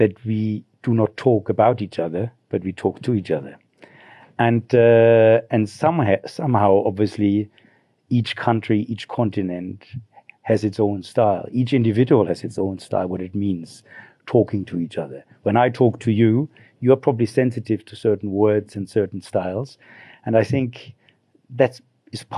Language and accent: English; Germany; moved away as an adult; now in Zimbabwe; I grew up in Germany in a small village